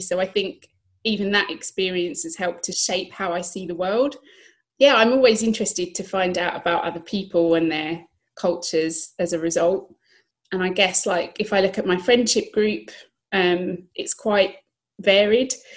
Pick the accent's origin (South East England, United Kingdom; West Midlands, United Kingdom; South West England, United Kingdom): South East England, United Kingdom; Kent; first language English; also born or lived in southeast London; I was born in Kent, uh, southeast England